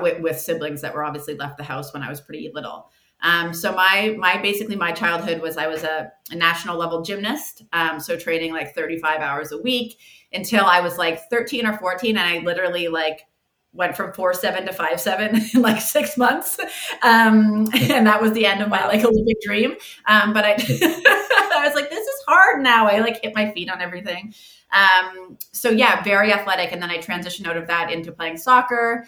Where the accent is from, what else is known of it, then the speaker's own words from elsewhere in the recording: Halifax, Nova Scotia, Canada; I grew up in Halifax, just on the East Coast here. Born and raised here.